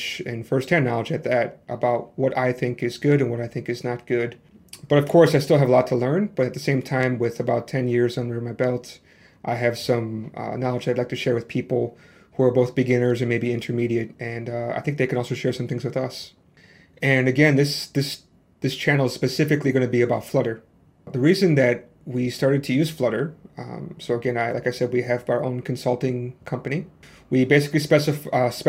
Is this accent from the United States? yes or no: yes; Chicago, Illinois, United States; now in Hong Kong; Originally, I'm from USA, from the Chicago South Side, so you might hear a little bit of my accent. But now I'm living in Hong Kong